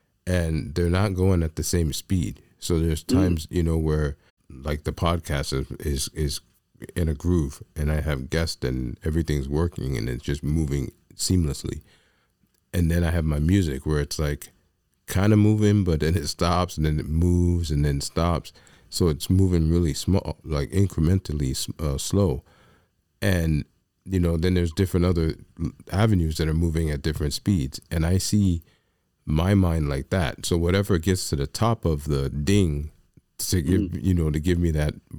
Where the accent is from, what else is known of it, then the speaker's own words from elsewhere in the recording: New York, United States; I'm a New Yorker is how I describe me